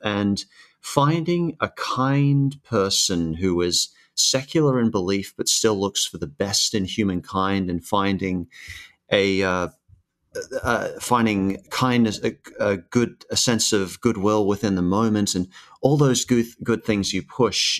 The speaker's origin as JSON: {"language": "English", "country": "Australia", "tie": "born or raised there", "also_born_or_lived": "Sydney, New South Wales / Brisbane, Queensland", "said": "I started in Sydney when I was a kid, and then around 10 years old, I moved up to Brisbane, uh, Queensland."}